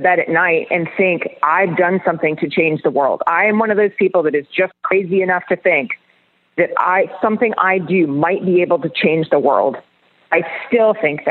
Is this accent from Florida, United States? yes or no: yes; Orlando, Florida, United States; I was born in Orlando. Orlando is my heart.